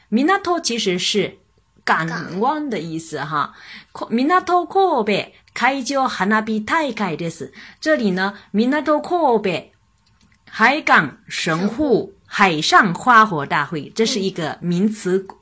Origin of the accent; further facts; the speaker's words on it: China; 我们中国人因为对汉语非常的熟悉，非常的熟悉